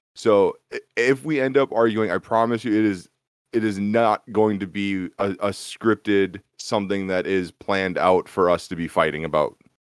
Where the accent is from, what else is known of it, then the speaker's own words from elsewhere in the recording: Minnesota, United States; Born and raised in Minnesota, Minnesota sports